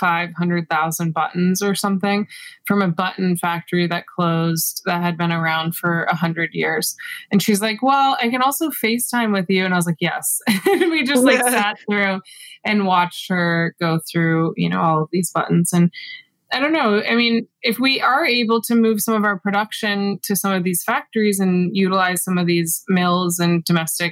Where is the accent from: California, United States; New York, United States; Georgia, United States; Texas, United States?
Georgia, United States; Atlanta; I was born and raised in Atlanta, Georgia, but both of my parents are actually from Massachusetts.